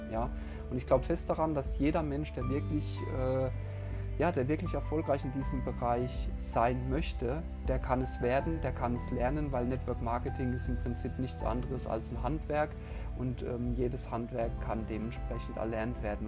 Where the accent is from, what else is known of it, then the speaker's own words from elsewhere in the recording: Heidelberg, Baden-Württemberg, Germany; ich bin im wunderschönen Heidelberg in Baden-Württemberg geboren.